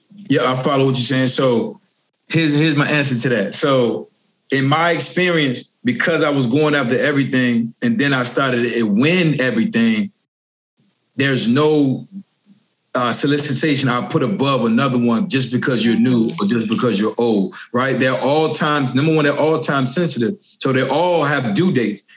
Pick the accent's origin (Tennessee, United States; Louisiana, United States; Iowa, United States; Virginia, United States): Virginia, United States; Richmond; also born or lived in Norfolk, Virginia; I'm born and raised in Richmond, Virginia. Then I moved down to Norfolk, Virginia